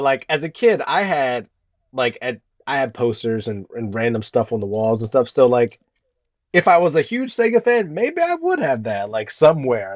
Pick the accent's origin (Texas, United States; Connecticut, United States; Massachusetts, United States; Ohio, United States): Ohio, United States; growing up in Ohio